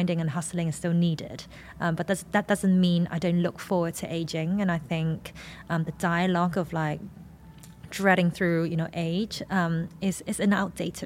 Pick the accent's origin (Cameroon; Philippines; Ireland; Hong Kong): Hong Kong; I am an Asian woman from Hong Kong in my late 20s.